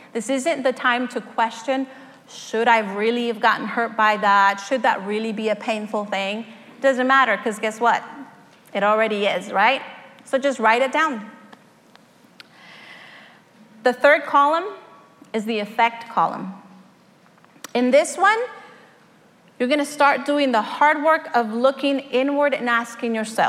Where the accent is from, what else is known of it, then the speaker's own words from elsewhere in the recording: Mexico; moved away; I was born in Mexico to a family of five